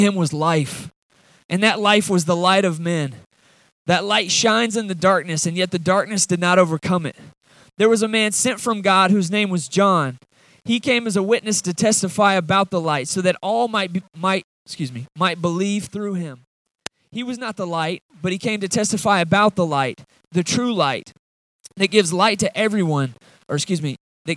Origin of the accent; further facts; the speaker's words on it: Atlanta, Georgia, United States; now in Watauga, United States; I'm from Atlanta originally.